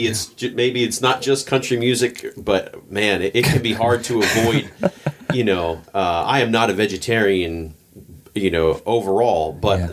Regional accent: Pennsylvania, United States; I grew up in Pennsylvania

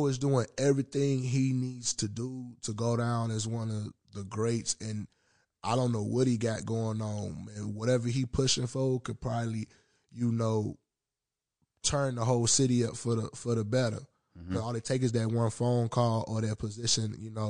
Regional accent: Southern United States, United States; I'm from the South and I'm into music and shit.

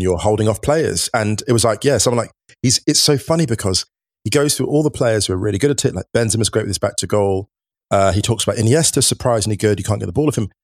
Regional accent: England, United Kingdom; growing up in the U K, growing up in England, playing football

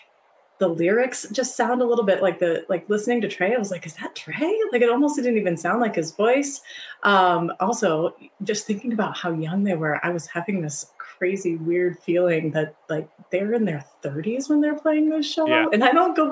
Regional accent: Ohio, United States; I grew up in Ohio.

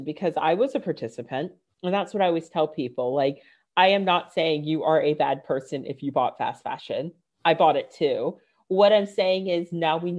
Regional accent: Northern Virginia, United States; moved away; also born or lived in London; I grew up in Northern Virginia, super affluent

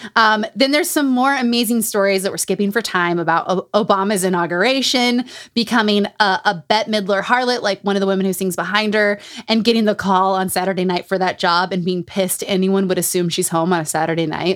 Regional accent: Utah, United States; Growing up in Utah

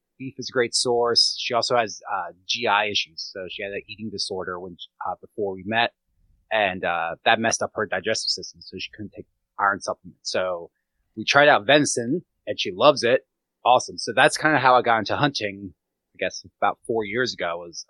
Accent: Gettysburg, Pennsylvania, United States; I grew up around hunters in Gettysburg, but did not hunt.

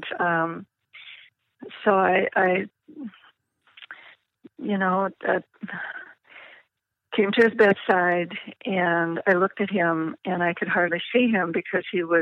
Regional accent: Minnesota, United States; Eddie was from Minnesota, and I was from Minnesota

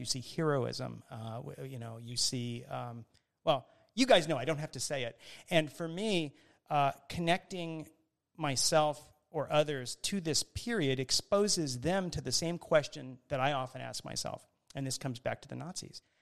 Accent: Miami, Florida, United States; growing up in Miami, Florida, which is where I grew up

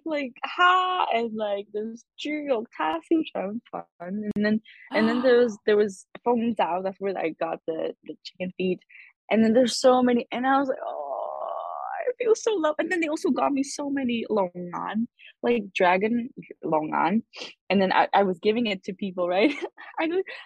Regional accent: Macau; moved away; we grew up in Macau

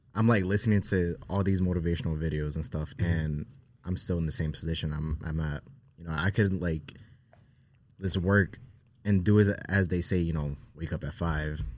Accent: Newark, New Jersey, United States; we grew up in Newark, New Jersey

